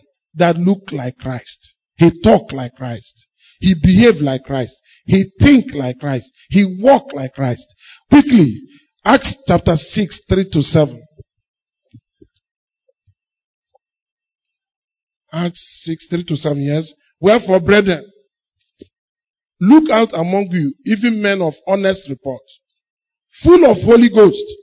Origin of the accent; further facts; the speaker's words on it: Enugu, Enugu State, Nigeria; I grew up in Enugu.